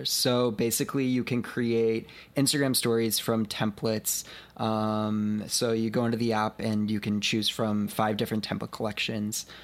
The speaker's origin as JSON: {"language": "English", "town": "Spokane", "region": "Washington", "country": "United States", "tie": "born or raised there", "also_born_or_lived": "Seattle", "lives_now": "Brooklyn, United States", "said": "Yeah, so I'm from Washington State. Um, I grew up in the Seattle area and then Spokane, Washington."}